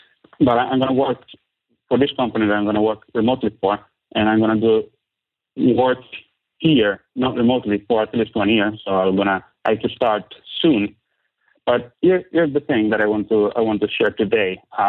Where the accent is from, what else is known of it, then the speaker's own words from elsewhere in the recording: San Marino; English is a second language; So, I come from Italy.